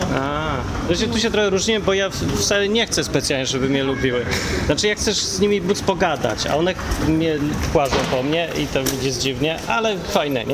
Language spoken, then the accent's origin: Polish; Poland; wszyscy my tam z Polski